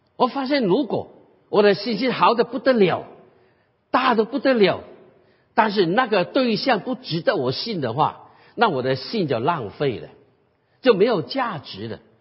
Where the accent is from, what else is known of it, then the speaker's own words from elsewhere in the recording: Guangdong, China; 所以我们广东人有句话